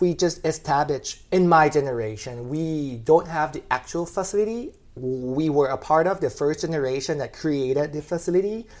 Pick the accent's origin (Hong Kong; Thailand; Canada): Thailand; Rayong; moved away as an adult; also born or lived in Bangkok, Thailand; now in Georgia, United States; I was from Rayong City, which is about an hour and a half from Bangkok. It's a coastal city, so I grew up by the beach